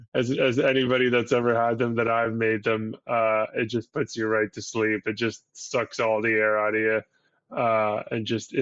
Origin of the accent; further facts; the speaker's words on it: Syria; It's like a thing from where I'm from Syria